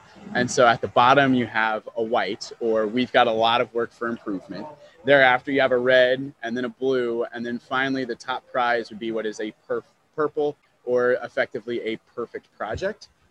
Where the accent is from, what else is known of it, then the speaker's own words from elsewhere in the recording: Topeka, Kansas, United States; now in Johnson County, United States; I am from Topeka, so I was part of Shawnee County 4-H.